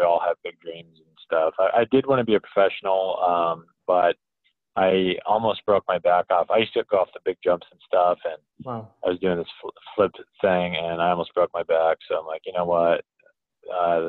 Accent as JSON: {"language": "English", "region": "Colorado", "country": "United States", "also_born_or_lived": "San Diego", "said": "I'm from Colorado"}